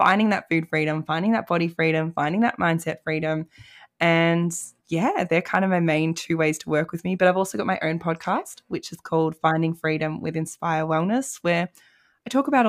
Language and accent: English; Melbourne, Victoria, Australia; now in Tasmania, Australia; My family, I'm from Melbourne originally, so it means I get to come home.